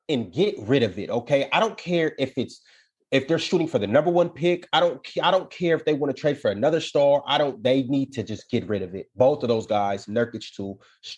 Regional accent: Seattle, Washington, United States; also born or lived in Portland; I'm from Seattle.

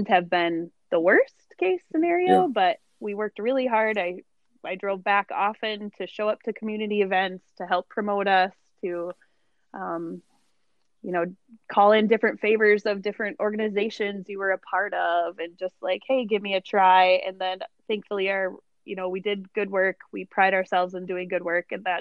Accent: Jamestown, United States; moved away; I'm from Jamestown

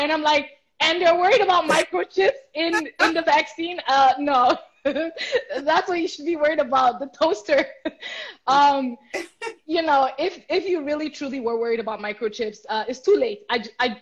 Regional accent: Nigeria; As a Nigerian

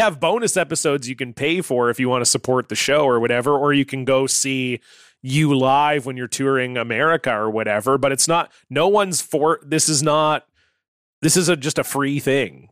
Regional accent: Canada; as a Canadian with a bilingual French background

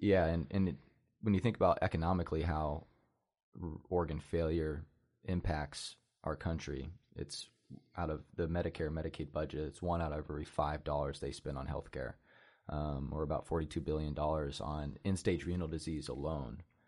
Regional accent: Oskaloosa, Iowa, United States; I'm born and raised in Oskaloosa, Iowa, small, small town community in southeast Iowa

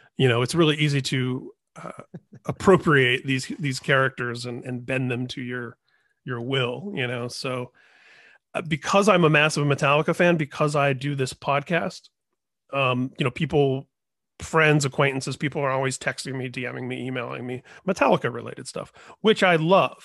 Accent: Indiana, United States; moved away; also born or lived in Washington; I grew up in Indiana

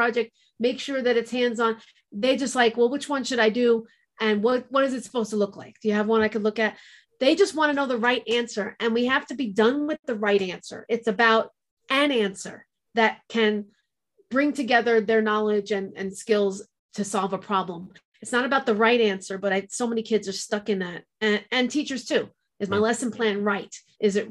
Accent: New York, United States; now in New Mexico, United States; As a New Yorker

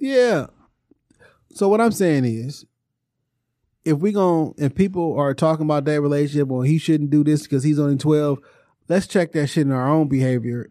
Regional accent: Detroit, Michigan, United States; I grew up on the Jarrell area. So my immediate stomping grounds was from Joe Roden Evergreen to Joe Roden Southfield Freeway.

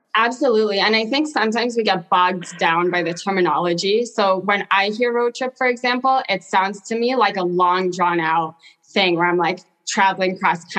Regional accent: Portland, Oregon, United States; also born or lived in South Africa; I grew up in South Africa for the first part of my life and moved to Portland, Oregon when I was 10

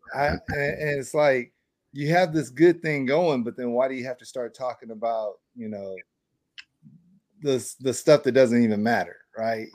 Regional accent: West Coast, United States; now in Atlanta, United States; I'm from the West Coast

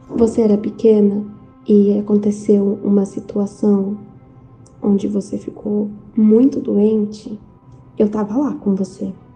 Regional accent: interior of São Paulo, Brazil; eu sou do interior de São Paulo

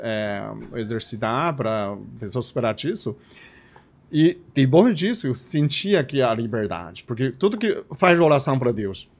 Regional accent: Liaoning, China; accent: Chinese; Portuguese is a second language; moved away as an adult; also born or lived in Recife, Brazil; now in Campinas, Brazil; Eu nasci na China chamada Tianchang, que é uma província de Liaoning.

